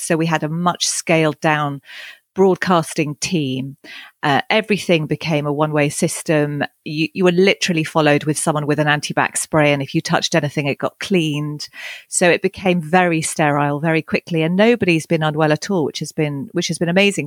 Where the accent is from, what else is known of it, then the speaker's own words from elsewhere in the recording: East Sussex, South East England, United Kingdom; moved away as an adult; also born or lived in Henley-on-Thames; now in Cotswolds, United Kingdom; I was born down in Henley on Thames, and I, I grew up in East Sussex, but over the last decade have moved back to the Cotswolds